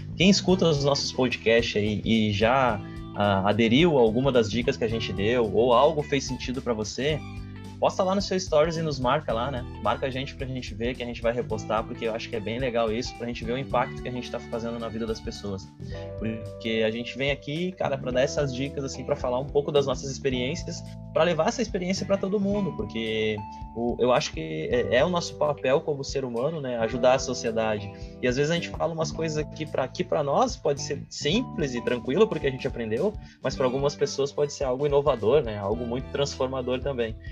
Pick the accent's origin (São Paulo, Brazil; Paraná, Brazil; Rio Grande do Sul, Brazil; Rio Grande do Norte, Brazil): Rio Grande do Sul, Brazil; also born or lived in Canoas; eu sou daqui do Rio Grande do Sul, tô em Canoas